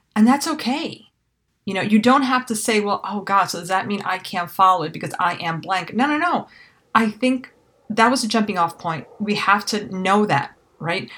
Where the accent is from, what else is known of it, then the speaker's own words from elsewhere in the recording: New York City, New York, United States; I was raised in New York City